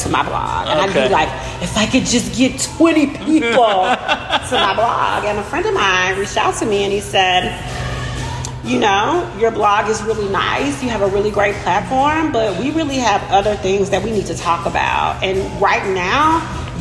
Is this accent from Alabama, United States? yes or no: yes; Birmingham, Alabama, United States; now in Asheville, United States; I am originally from Birmingham, Alabama